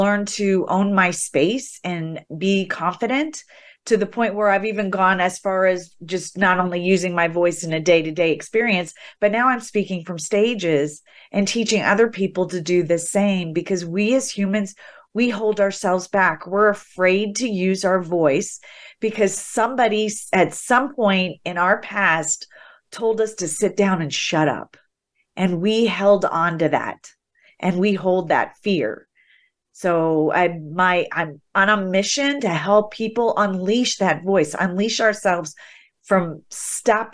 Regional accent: the Midwest, Ohio, United States; I grew up in the Midwest where girls were to be seen and not heard.

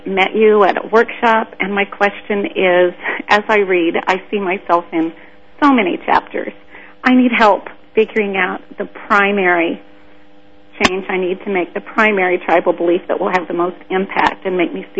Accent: Manhattan, Kansas, United States; I'm from Manhattan, Kansas.

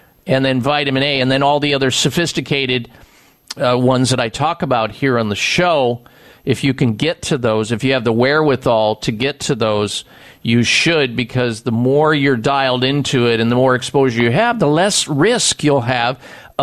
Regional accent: Iowa, United States; moved away as an adult; I grew up in Iowa

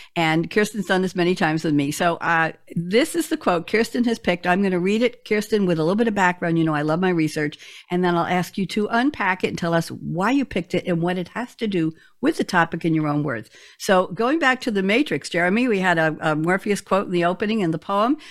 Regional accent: New York City, New York, United States; I grew up in Queens, New York

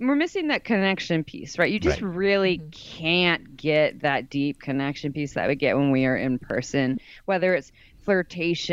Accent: Santa Cruz, California, United States; I grew up in Santa Cruz, California

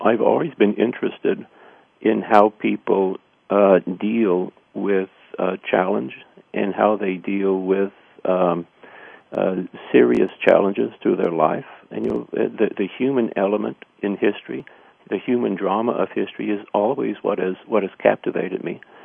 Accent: Missouri, United States; I grew up in Missouri

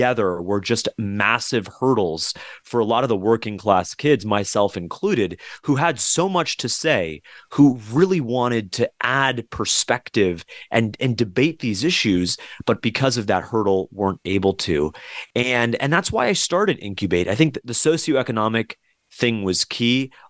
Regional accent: South Florida, United States; Growing up in South Florida, too, with so many different families from South American, Latin American backgrounds

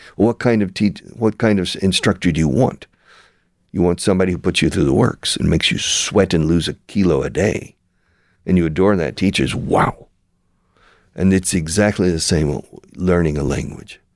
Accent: Houston, Texas, United States; I was born in Houston

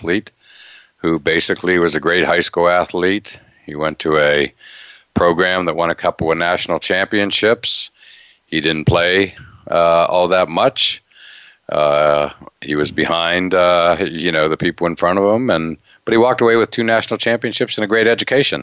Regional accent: near Penn State, Pennsylvania, United States; I grew up near Penn State

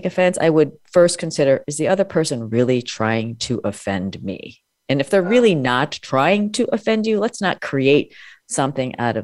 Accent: United States; I was born and I grew up in America

